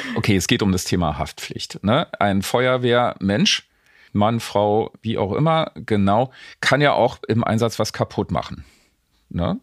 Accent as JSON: {"language": "German", "region": "East Germany", "country": "Germany", "said": "bei uns in der DDR"}